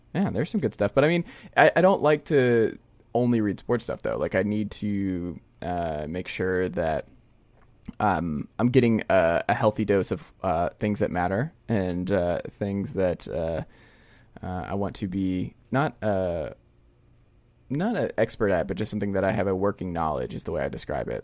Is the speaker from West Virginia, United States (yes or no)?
no; Stone Mountain, Georgia, United States; we're both from Stamount, Georgia